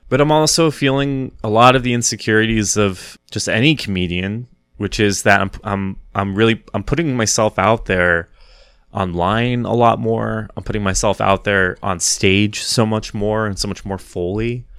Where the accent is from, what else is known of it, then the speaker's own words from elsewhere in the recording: Wichita, Kansas, United States; now in New York City, United States; I'm originally from Wichita, Kansas